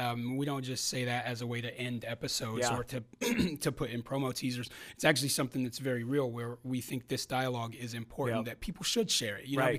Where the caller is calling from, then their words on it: San Diego, California, United States; I fly out here from California, from San Diego, California, for us to do this.